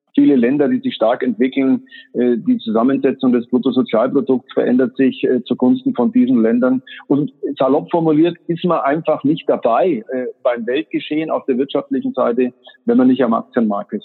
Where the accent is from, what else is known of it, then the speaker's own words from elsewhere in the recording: Germany; als Deutsche